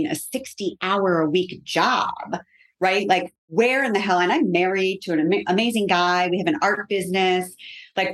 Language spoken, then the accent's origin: English; Connecticut, United States; moved away; I'm from Connecticut originally